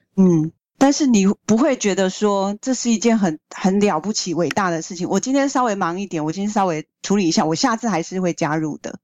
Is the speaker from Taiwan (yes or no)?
yes; Taiwan; 作为一个台湾人